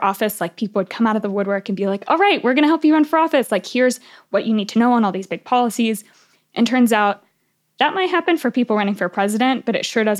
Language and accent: English; Houston, Texas, United States; where I grew up in Houston.